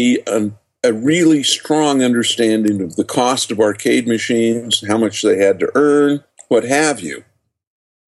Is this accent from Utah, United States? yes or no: yes; just outside of Salt Lake City, Utah, United States; I was born and raised in just outside of Salt Lake City